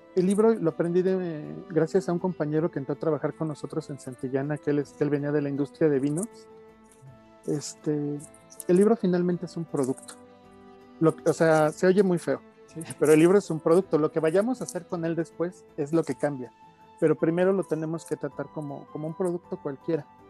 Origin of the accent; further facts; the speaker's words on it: Mexico City, Mexico; nací en la Ciudad de México allá por 1978. Estudié eh, en el Politécnico